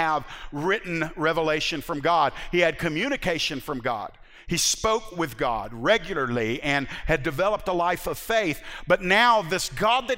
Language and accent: English; United States; American 21st century Christians